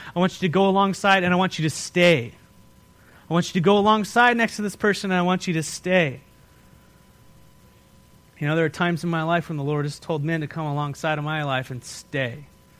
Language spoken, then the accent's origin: English; Escondido, California, United States; I'm like, that's where we're from. That's where we came here from.